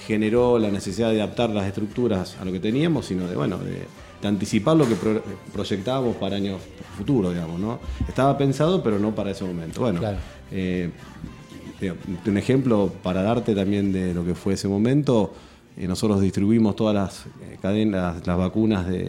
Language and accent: Spanish; Casilda, Santa Fe, Argentina; now in Rosario, Argentina; Sí. Y ya soy más rosarino que casilense.